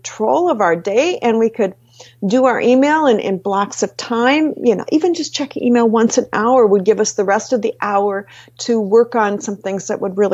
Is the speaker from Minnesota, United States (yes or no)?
yes; Minnesota, United States; I'm from Minnesota